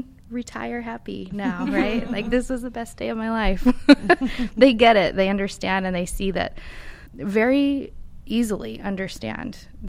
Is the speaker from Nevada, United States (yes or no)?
yes; Nevada, United States; I grew up in Nevada, where the desert is beautiful.